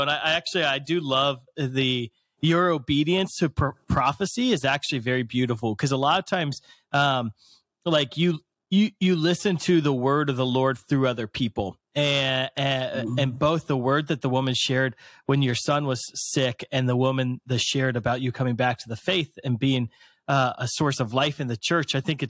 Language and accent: English; United States; if I'm an American conservative Catholic